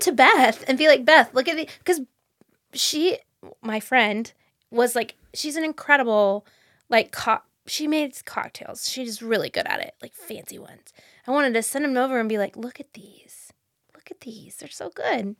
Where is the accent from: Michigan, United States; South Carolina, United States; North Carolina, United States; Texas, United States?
North Carolina, United States; Fayetteville; I grew up in Fayetteville